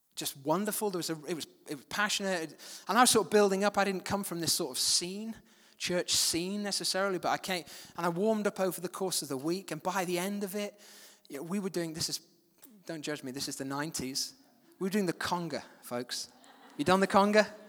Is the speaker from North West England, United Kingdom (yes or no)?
yes; Manchester, North West England, United Kingdom; also born or lived in West Yorkshire; I moved at the age of seven to a place, Manchester